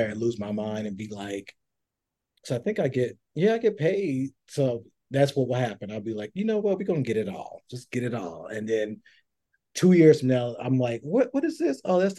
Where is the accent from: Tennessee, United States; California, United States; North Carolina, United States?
Tennessee, United States; I'm from Tennessee, from Swamp, all